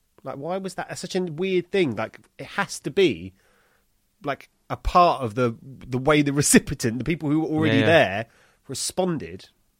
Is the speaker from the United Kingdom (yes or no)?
yes; Ilford, London, United Kingdom; I grew up in Ilford. And, like, there was a period when my parents moved there